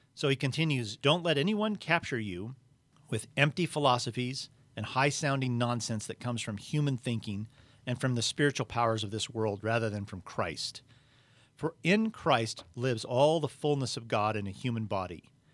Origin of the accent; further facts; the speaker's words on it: United States; I'm an American